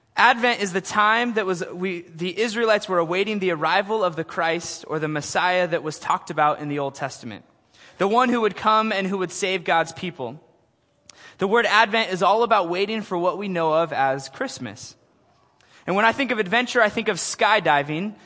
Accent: Portland, Oregon, United States; I am from Portland, Oregon

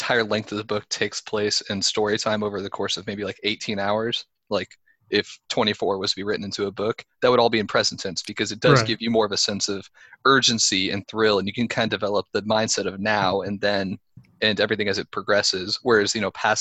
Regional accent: Kansas City, Missouri, United States; I am from Kansas City

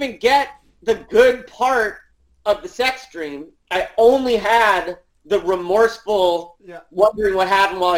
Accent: New York City, New York, United States; born there; also born or lived in Connecticut; in Connecticut, and then I went to like preschool up to first grade in a suburb of New York City. But I was born in Manhattan.

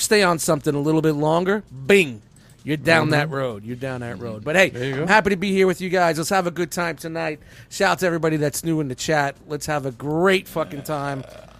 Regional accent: New York City, New York, United States; I'm from Brooklyn.

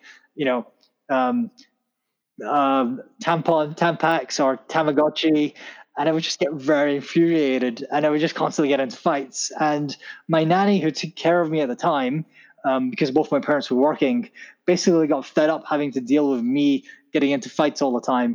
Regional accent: Scotland, United Kingdom; also born or lived in Pakistan; I grew up in Scotland. I was born in Pakistan, but I moved here when I was 1, 2 or whatever.

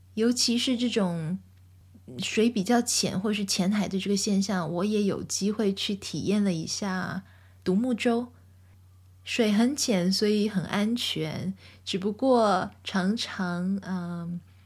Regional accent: southern Taiwan, Taiwan; moved away; 因为我从小在台湾长大，在台湾的南部长大

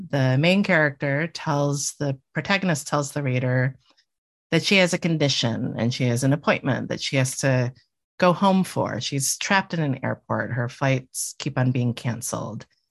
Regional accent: Miami, Florida, United States; moved away; I grew up in Miami

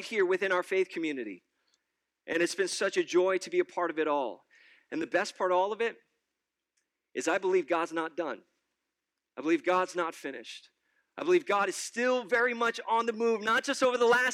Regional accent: New York City, New York, United States; now in State College, United States; I am originally a New Yorker, born and raised in New York City all my life

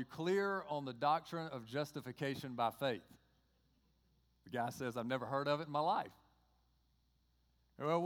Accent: Georgia, United States; accent: Georgia; my Georgia accent

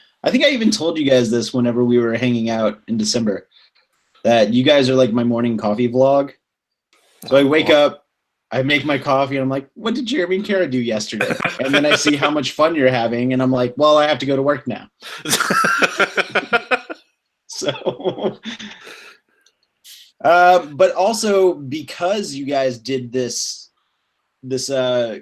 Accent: South Louisiana, United States; now in Atlanta, United States; I was born and raised in the South. I've never been north of the Mason-Dixon line.

